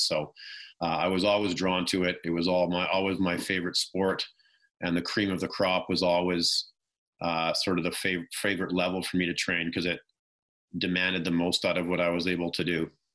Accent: about 30 minutes outside of Vancouver, British Columbia, Canada; growing up, you know, not too far from Vancouver, I probably grew up uh, about 30 minutes at that point outside of Vancouver.

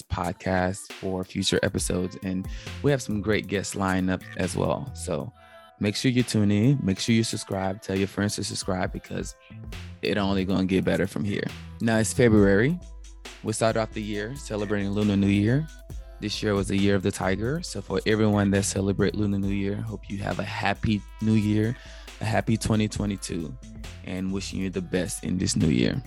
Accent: Memphis, Tennessee, United States; moved away as an adult; now in San Jose, United States; grew up in Memphis, Tennessee, and been living here in San Jose now for 6 years

